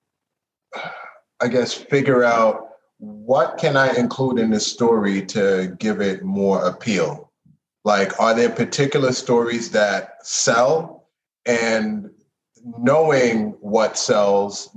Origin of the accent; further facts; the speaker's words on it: Boston, Massachusetts, United States; In my community growing up in Dorchester